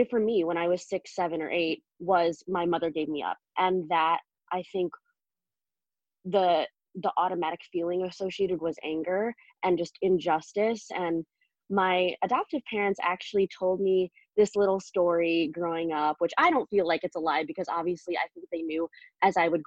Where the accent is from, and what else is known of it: United States; born or raised there; also born or lived in China